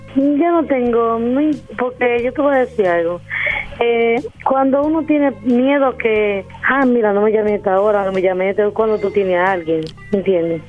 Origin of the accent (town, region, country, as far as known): Dominican Republic